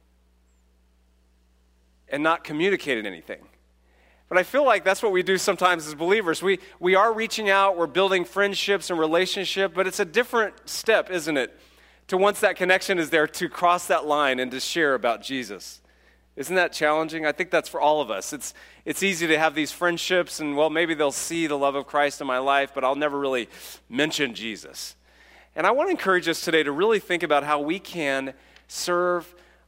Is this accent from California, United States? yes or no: yes; California, United States; I'm from California